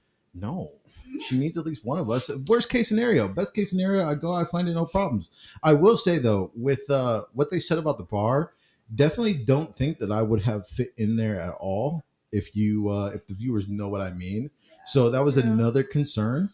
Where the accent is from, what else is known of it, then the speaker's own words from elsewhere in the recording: Milwaukee, Wisconsin, United States; moved away; Milwaukee, Wisconsin